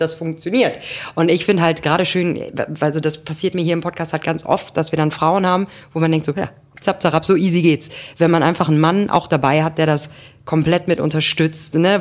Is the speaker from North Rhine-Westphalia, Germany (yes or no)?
yes; Grevenbroich, North Rhine-Westphalia, Germany; moved away; ich wäre ja keine gebürtige Kölnerin, ja. ne? ich komme ja da aus Grevenbräusch